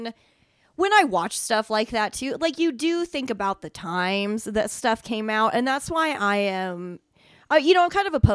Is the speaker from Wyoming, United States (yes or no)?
yes; Glenrock, Wyoming, United States; now in Casper, United States; I was born here in Casper, raised in Glen Rock, Wyoming, you know, 2,500 people.